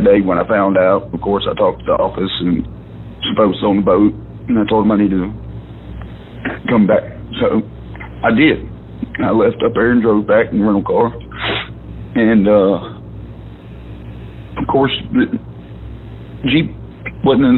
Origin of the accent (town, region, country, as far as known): Dalewood, United States